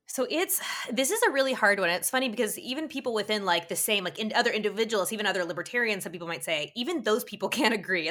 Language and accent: English; Utah, United States; I was probably a teenager, 'cause I'm also from Utah, from your state